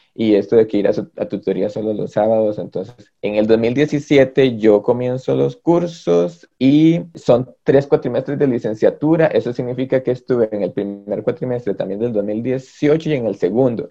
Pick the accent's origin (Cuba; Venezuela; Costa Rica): Costa Rica; Los Chiles, Alajuela; moved away as an adult; now in San Pedro de Montes de Oca, Costa Rica; yo tengo 12 años de vivir aquí en San Pedro de Montes de Oca. Yo este, vengo de la frontera norte, yo soy de los Chiles.